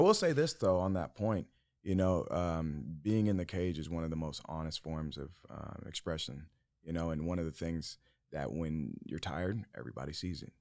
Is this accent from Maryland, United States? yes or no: no; Yuma, Arizona, United States; I was born in Yuma, Arizona